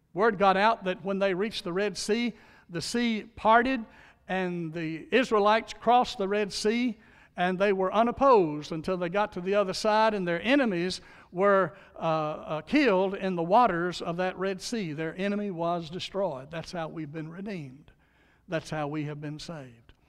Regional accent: Louisiana, United States; I was born in Louisiana

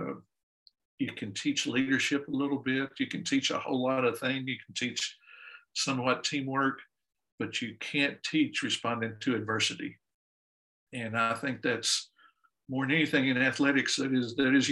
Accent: Dallas, Texas, United States; also born or lived in Houston; I grew up in Dallas, then went to school at University of Houston

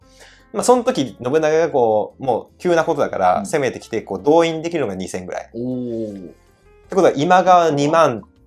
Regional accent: Aichi, Japan; also born or lived in Toyota, Aichi; 我々愛知県人なんだよね

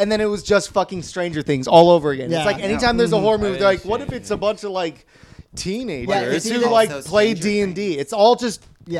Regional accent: Bay Area, California, United States; I'm from the Bay Area

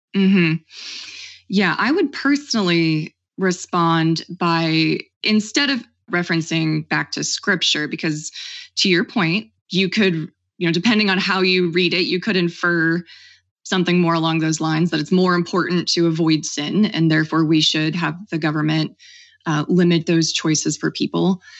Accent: Oklahoma, United States; I grew up in Oklahoma, a very conservative state

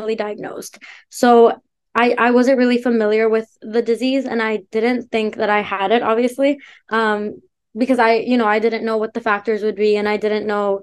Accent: Canada; also born or lived in India; I was born in India, but moved to Canada when I was 7

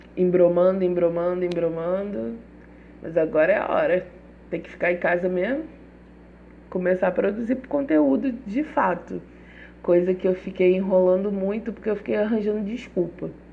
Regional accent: Rio de Janeiro, Brazil; accent: carioca; sou carioca, por isso o meu mesmo sai mesmo

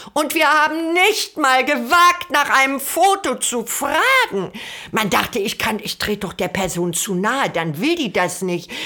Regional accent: Germany; Also ich bin ja eine Deutsche

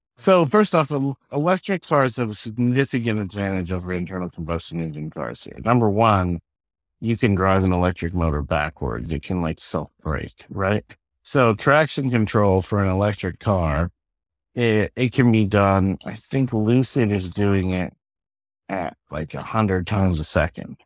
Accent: Pennsylvania, United States; I grew up in Pennsylvania

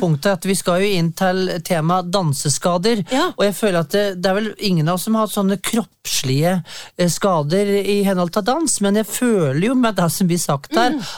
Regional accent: Valdres, Innlandet, Norway; jeg er sørbo, fra Valdres

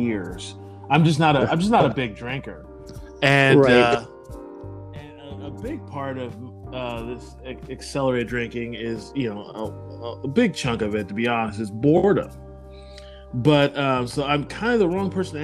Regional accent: the Northwest, Pacific Northwest, United States; Growing up in the Northwest, I pretty much, you know, I grew up around nothing but white people

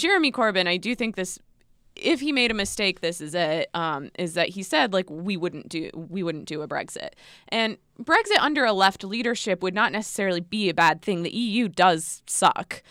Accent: United States; as an American

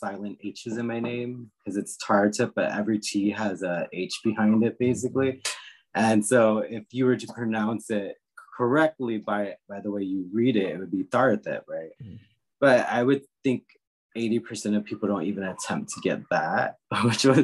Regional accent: Northern Virginia, United States; also born or lived in Washington, D.C. area; now in California, United States; I grew up in Northern Virginia, where I would say 80% of the population around me was Caucasian

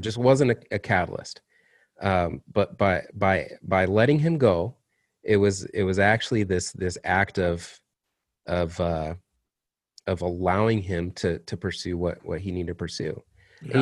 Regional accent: Kalamazoo, Michigan, United States; moved away; I was up in in my hometown of Kalamazoo

